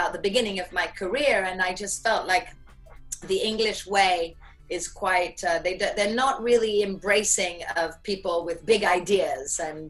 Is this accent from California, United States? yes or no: yes; San Francisco, California, United States; born there; Okay, so yes, I was born in San Francisco.